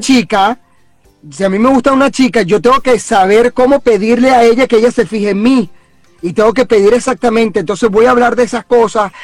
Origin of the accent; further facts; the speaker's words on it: Venezuela; moved away as an adult; la mayoría que estamos aquí somos venezolanos